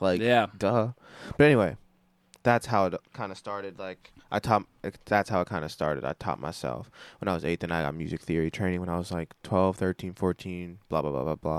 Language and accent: English; Pittsburgh, Pennsylvania, United States